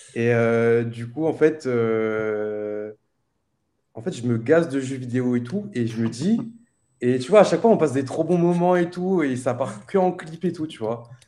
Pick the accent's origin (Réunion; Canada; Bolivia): Réunion; moved away as an adult; now in Nice, France; je suis né à La Réunion, tranquille le 2 mai 1998. Et ensuite, j'ai fait ma scolarité à La Réunion